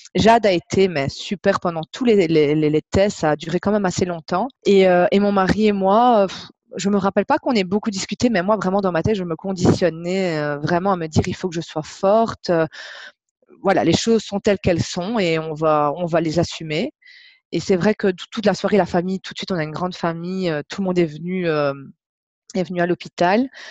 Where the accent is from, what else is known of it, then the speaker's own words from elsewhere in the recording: Belgium; accent: Belgian; je viens euh, de Belgique, ça s'entend je pense